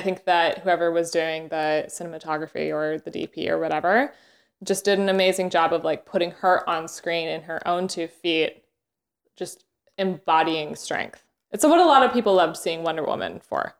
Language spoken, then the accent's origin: English; Canada; moved away; I had just gotten back from Canada, um, which is where I'm from